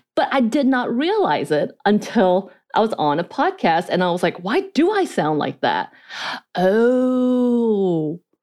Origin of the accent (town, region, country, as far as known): North Georgia, United States; accent: North Georgia mountain accent, Korean accent; first language Korean; English is a second language